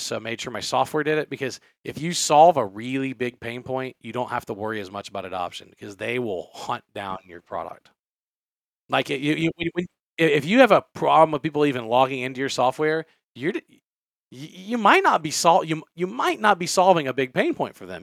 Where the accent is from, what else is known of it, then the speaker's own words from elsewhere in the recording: Louisiana, United States; I I was born and raised in Louisiana